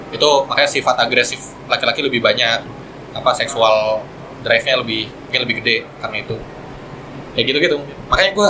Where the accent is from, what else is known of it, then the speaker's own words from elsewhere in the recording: Bekasi, West Java, Indonesia; saya dari Bekasi loh.